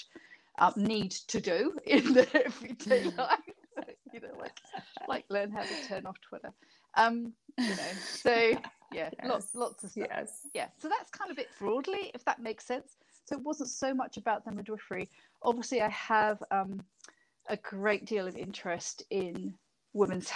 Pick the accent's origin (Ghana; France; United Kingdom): United Kingdom; moved away as an adult; now in New Zealand; you can probably hear from my accent, I'm not a New Zealander. I was from Britain